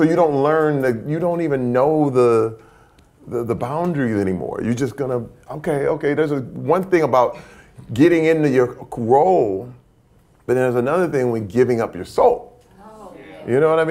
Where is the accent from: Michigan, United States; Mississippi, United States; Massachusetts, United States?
Michigan, United States; Flint; moved away; Growing up in Flint, Michigan